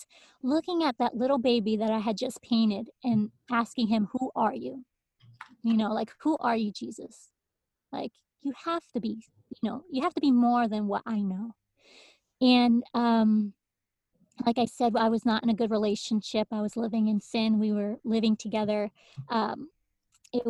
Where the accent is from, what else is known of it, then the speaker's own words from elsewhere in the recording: Hartford, Connecticut, United States; also born or lived in Windsor, Connecticut; I am from Connecticut. That's where I actually live right now, born and raised, and started off, you know, growing up in Hartford in the city. And then we slowly moved to the suburbs in Windsor.